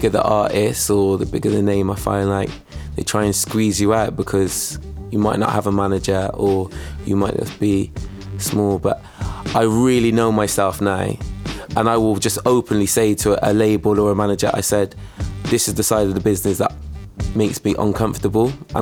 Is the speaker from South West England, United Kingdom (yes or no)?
yes; Bristol, South West England, United Kingdom; also born or lived in Gloucester; when we was growing up in Bristol